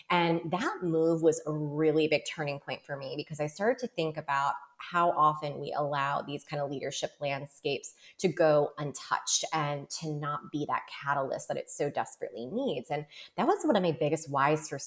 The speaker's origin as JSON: {"language": "English", "town": "New York City", "region": "New York", "country": "United States", "tie": "born or raised there", "said": "I grew up in New York"}